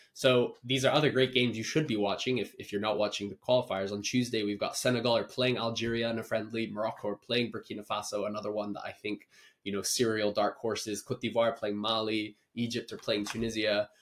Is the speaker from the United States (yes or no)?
no; Kenya; as a Kenyan viewer